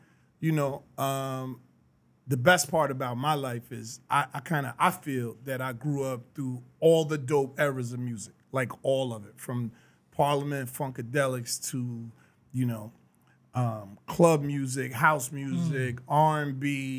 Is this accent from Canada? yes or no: no; White Plains, New York, United States; born or raised there; moved away; also born or lived in Washington, D.C.